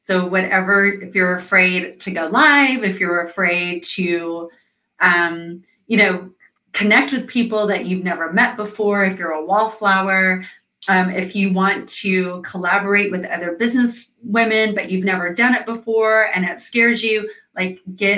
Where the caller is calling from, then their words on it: Atlanta, Georgia, United States; So I am talking from Atlanta, Georgia